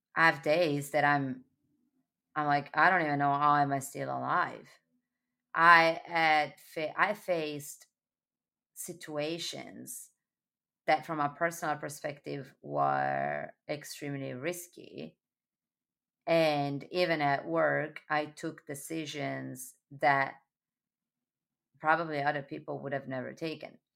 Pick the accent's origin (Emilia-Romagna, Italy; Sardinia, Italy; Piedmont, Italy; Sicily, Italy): Sardinia, Italy; now in New York, United States; born and raised in Sardinia